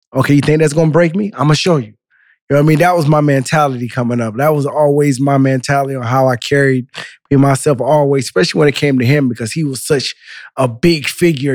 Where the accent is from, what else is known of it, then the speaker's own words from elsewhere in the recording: Central Florida, United States; also born or lived in Miami; I was born in Miami, raised in Central Florida. My parents are from Haiti